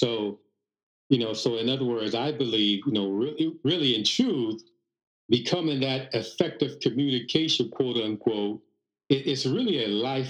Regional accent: Chicago, Illinois, United States; this is the way we talk, where I'm from, you know, I'm from Chicago, what have you.

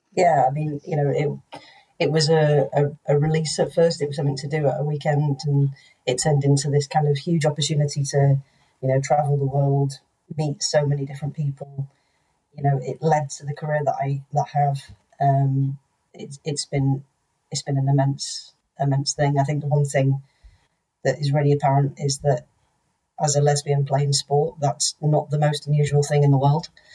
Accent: North Wales, United Kingdom; growing up in North Wales

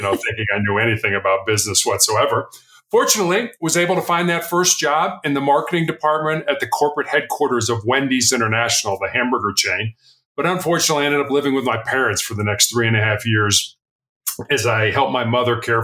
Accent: Chicago, Illinois, United States; moved away as an adult; also born or lived in Charleston, South Carolina; I was born and raised in Chicago.

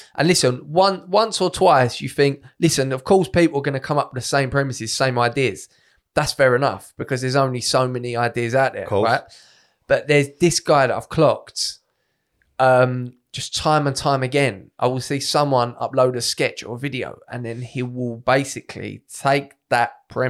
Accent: England, United Kingdom; Like, I'm English through and through. I ain't fucking about your haggis.

